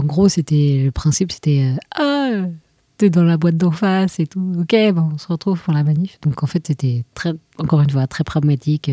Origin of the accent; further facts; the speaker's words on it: France; on est français